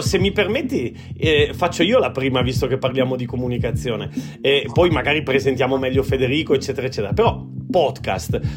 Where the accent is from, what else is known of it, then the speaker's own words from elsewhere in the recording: Treviso, Veneto, Italy; da ragazzino a Treviso alle scuole medie